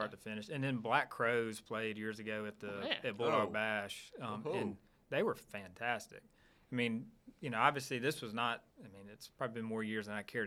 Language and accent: English; Starkville, Mississippi, United States; I'm from Starkville. I went to school there, but I grew up there as well